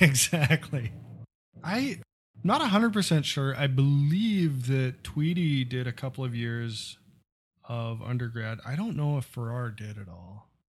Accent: Midwest, United States; still live in a small town in the Midwest

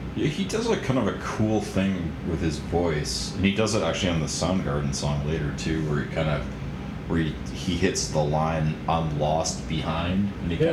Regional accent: Minneapolis suburbs, Minnesota, United States; I grew up in the Minneapolis suburbs

